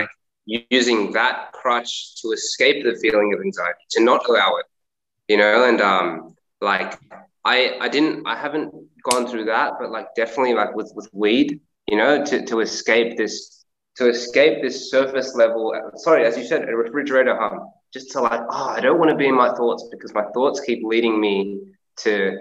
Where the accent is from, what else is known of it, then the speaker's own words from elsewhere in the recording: India; I'm Indian